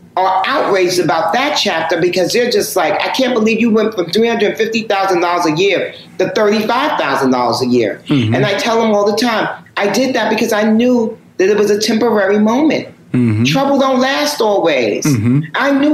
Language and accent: English; New York City, New York, United States; I'm born and raised in New York. So hip hop is my thing.